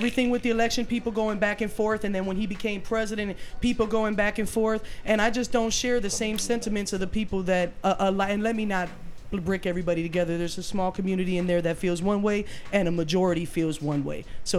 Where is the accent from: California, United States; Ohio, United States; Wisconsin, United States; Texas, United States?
Ohio, United States; Sheffield Village; go to church in the Latino community, and I spent a lot of time in South Lowell, but at the end of the day, I was raised in Sheffield Village, Ohio.